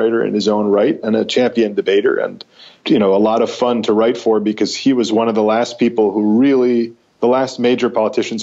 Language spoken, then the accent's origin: English; United States; also born or lived in New York; as an American